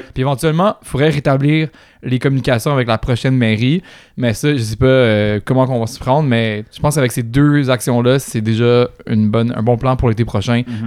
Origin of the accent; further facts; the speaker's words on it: Quebec, Canada; je suis blanc, je suis québécois, je suis francophone